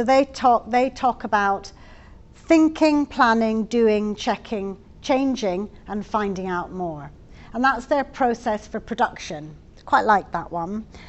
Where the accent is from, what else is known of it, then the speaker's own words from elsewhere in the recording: England, United Kingdom; I'm from England